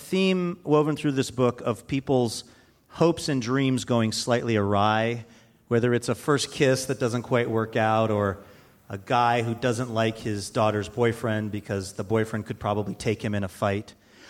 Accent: Ireland; So even as an Irishman, you're saying that language is weird to you because I could not make sense of half of it.

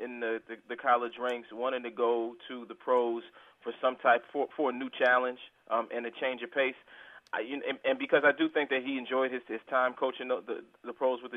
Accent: Buffalo, New York, United States; moved away; I'm back in my hometown, you know, and some people have been having clowning it lately, but all I know is that, you know, Buffalo is a world-class city these days

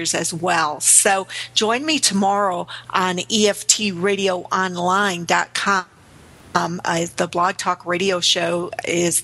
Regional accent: Chicago, Illinois, United States; in the inner city here in Chicago, my hometown

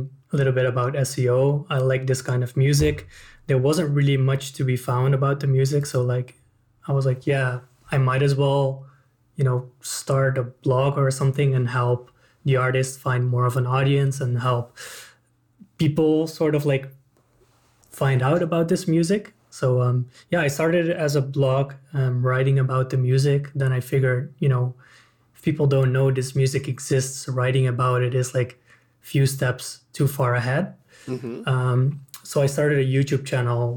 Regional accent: Netherlands; I'm from the Netherlands

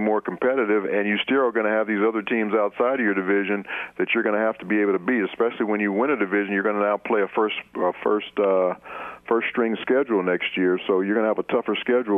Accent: Los Angeles, California, United States; I remember I'm from Los Angeles, California.

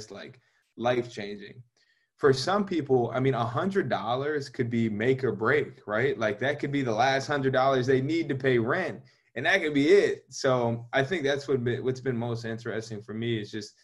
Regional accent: Georgia, United States; moved away; I'm from Georgia

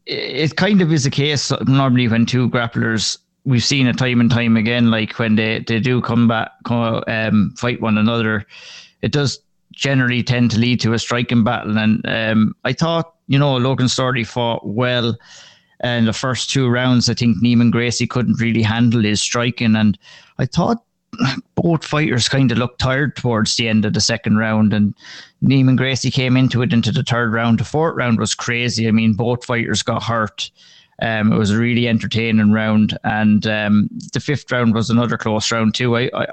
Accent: Ireland; moved away; I remember when I first moved over here, moved over here in 2016, yeah. And I came from Ireland, and it was just coming out of the winter.

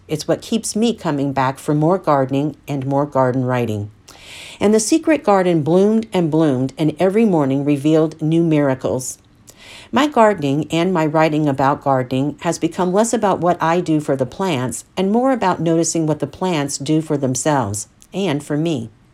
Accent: Central Florida, United States; my experiences growing up in Central Florida in the seventies

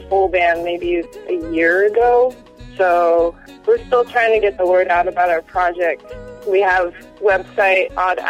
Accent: Washington, United States; We performed in Washington, which is my home state.

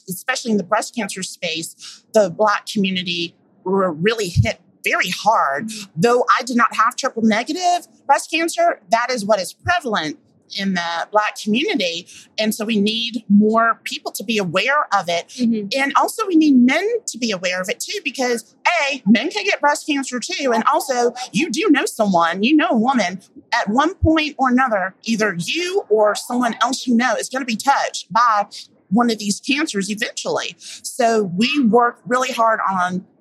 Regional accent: Atlanta, Georgia, United States; my hometown of Atlanta, Georgia

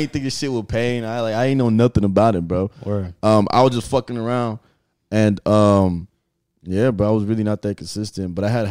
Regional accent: Gwinnett County, Georgia, United States; also born or lived in Africa; I was raised in Gwinnett, bro. But I was born in Africa.

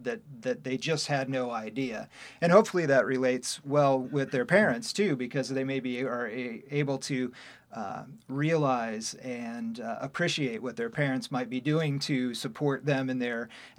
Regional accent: Kenton, Ohio, United States; also born or lived in Toledo, Ohio; I was born and raised in Kenton, Ohio

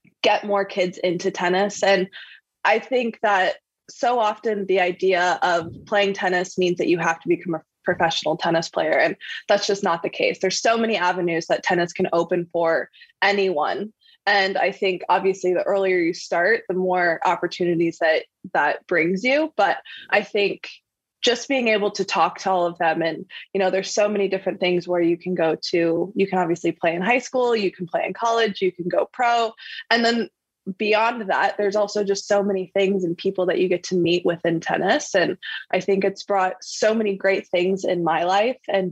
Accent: Iowa, United States; moved away; I grew up in Iowa

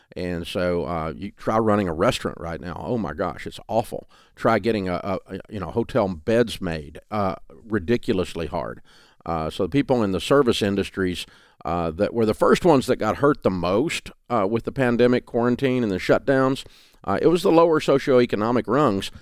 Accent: the South, United States; accent: Southern

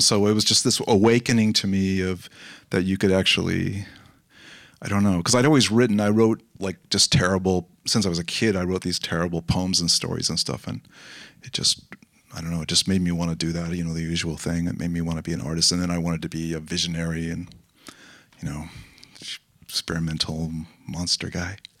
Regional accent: Los Angeles, California, United States; I grew up in Los Angeles

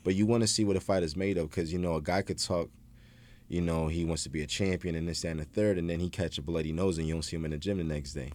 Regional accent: Philadelphia, Pennsylvania, United States; moved away as an adult; now in Los Angeles, United States; my hometown in Philly.

